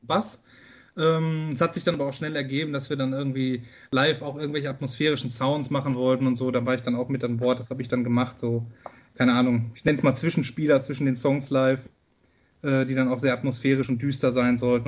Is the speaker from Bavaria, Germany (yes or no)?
no; Castrop-Rauxel, North Rhine-Westphalia, Germany; ich komme aus Castro-Brauxel im Herzen des Ruhrgebiets